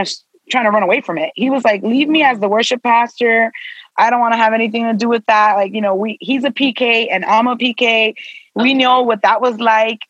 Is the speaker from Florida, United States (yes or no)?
yes; Miami, Florida, United States; My parents are both Dominican, but I was born and raised in Miami.